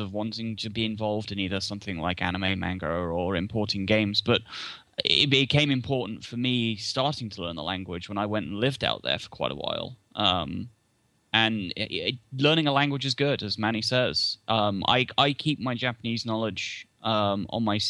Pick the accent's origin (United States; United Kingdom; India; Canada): United Kingdom; England; I started studying at school because French is a very common language to learn in England